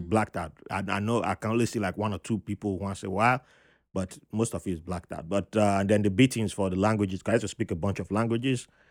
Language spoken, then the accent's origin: English; Nigeria; moved away as an adult; also born or lived in Jos, Nigeria / Benin City, Nigeria; now in New York City, United States; I was born in Jos. It was cold.